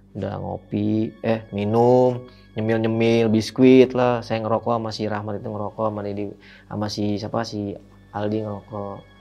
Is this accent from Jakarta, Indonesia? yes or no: yes; Jakarta, Indonesia; saya bilang aja dari Jakarta